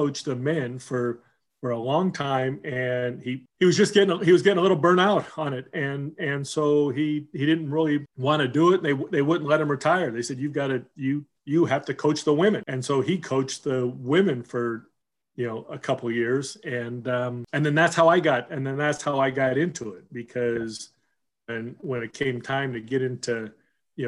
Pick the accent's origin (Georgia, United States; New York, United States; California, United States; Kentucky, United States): California, United States; Southern; also born or lived in Seattle; we moved from Seattle to Southern California